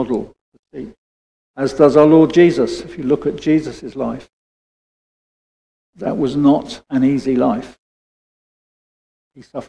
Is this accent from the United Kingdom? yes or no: yes; United Kingdom; I'm British